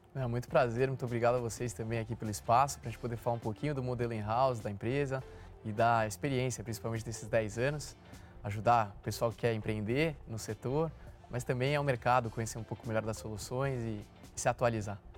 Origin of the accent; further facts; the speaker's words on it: São Paulo, Brazil; Sou nascido e criado no Itaim Bibi